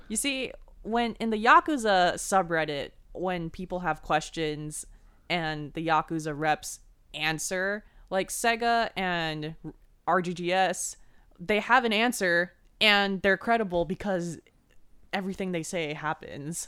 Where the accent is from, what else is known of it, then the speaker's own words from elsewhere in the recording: Bay Area, California, United States; we're from the Bay Area